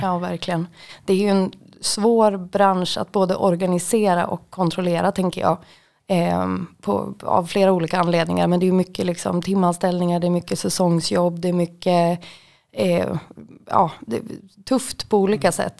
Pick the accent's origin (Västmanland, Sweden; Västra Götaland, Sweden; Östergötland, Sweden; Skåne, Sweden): Västmanland, Sweden; Sala; moved away as an adult; also born or lived in Västerås / Gothenburg; now in Malmö, Sweden; runt om Sala där jag kommer ifrån